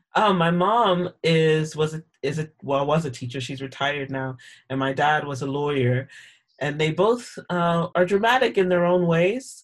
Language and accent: English; Sarasota, Florida, United States; moved away as an adult; now in Edinburgh, United Kingdom; I grew up in Sarasota, Florida